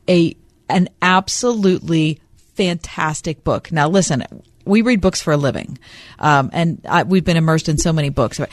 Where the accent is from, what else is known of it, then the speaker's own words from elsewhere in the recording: Pittsburgh, Pennsylvania, United States; I'm from Pittsburgh